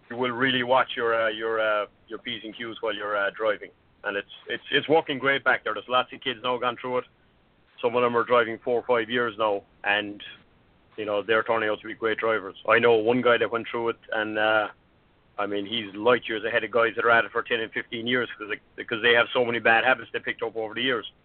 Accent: Ireland; moved away; I'm, I'm from Ireland

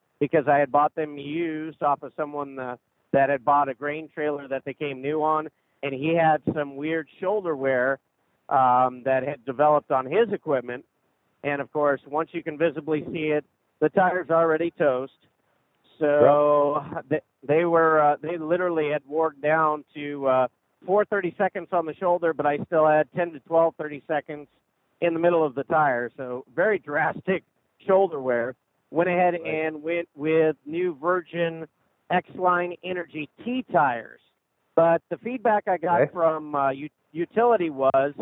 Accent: Wilmington, Ohio, United States; Wilmington, Ohio, which is right in the middle of Cincinnati, Dayton, and Columbus

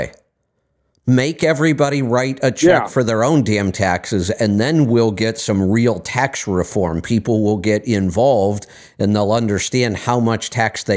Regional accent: Northeast Ohio, United States; when I was in high school and growing up in Northeast Ohio

